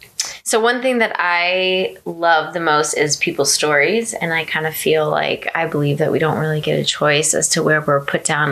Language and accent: English; D.C., Virginia, United States; So I grew up in Virginia.